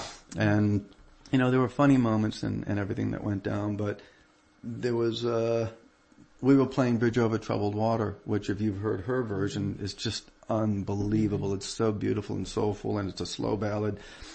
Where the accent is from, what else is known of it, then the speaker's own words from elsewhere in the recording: Peabody, Massachusetts, United States; I mean, growing up in Peabody, aside from, you know, being in the basement playing to all of my favorite progressive rock records and all of that stuff, I used to play all the time to … and ….